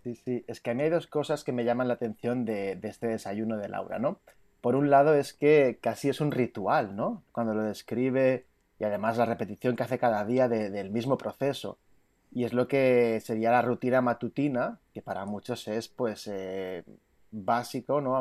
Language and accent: Spanish; Palma, Balearic Islands, Spain; now in Greece; soy de, de Mallorca, de Palma de Mallorca, que normalmente vivo en Grecia.